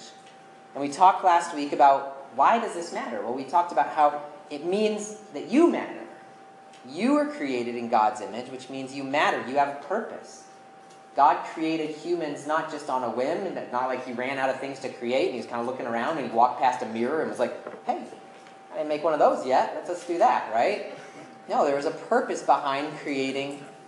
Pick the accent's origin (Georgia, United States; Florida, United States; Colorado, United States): Colorado, United States; my home state of Colorado